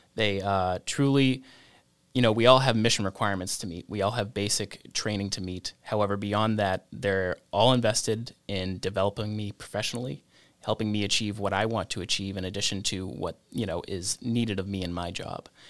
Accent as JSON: {"language": "English", "town": "Sandwich", "region": "Massachusetts", "country": "United States", "tie": "born or raised there", "said": "I grew up right outside of Joint Base Cape Cod, uh, in the town of Sandwich"}